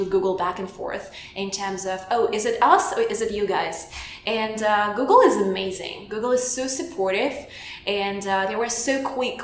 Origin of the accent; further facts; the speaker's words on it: Belarus; English is a second language; moved away; I'm from Eastern Europe, from Belarus, which is like very next to Russia